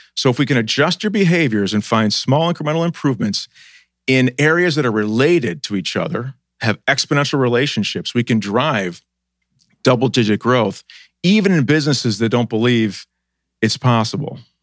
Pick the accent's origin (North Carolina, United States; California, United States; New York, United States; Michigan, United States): New York, United States; Buffalo; moved away as an adult; also born or lived in Boston; now in Columbus, United States; I grew up in Buffalo.